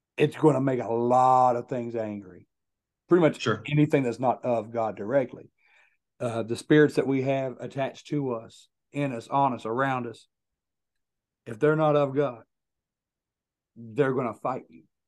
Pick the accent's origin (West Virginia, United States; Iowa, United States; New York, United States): West Virginia, United States; Logan; my hometown of Logan, West Virginia